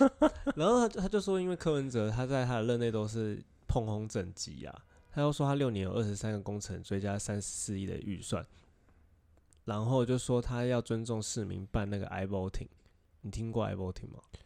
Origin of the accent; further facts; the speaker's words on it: Taiwan; 我们在台湾长大的小孩